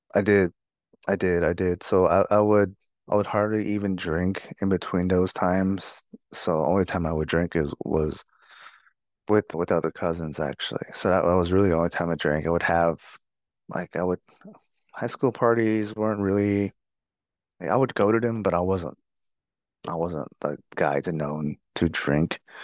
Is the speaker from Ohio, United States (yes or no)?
no; Fort Defiance, Arizona, United States; also born or lived in Lukachukai, Arizona; I grew up on the Navajo Nation, mostly in Fort Dauphin, Arizona